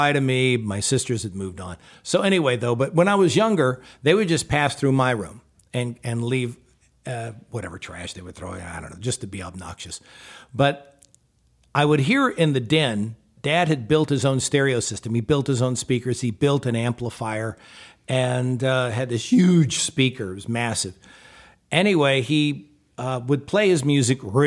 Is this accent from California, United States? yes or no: no; Houston, Texas, United States; I was in the house I grew up in down in Houston